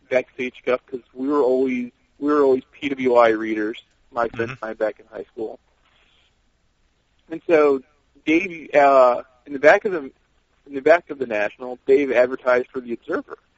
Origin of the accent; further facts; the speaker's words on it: Maryland, United States; where I grew up in Maryland, we got Baltimore TV and Philly TV